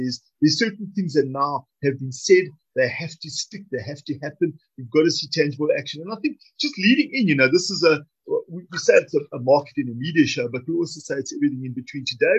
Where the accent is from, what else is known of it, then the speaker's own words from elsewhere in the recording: South Africa; as a South African